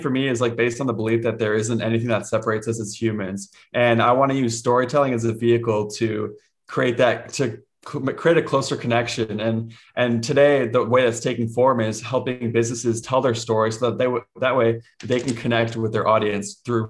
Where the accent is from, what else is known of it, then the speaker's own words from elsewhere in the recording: Cincinnati, Ohio, United States; born there; first language Spanish; And so I was born in Cincinnati, Ohio in a Spanish speaking home. I was that white boy in kindergarten who didn't know how to speak English.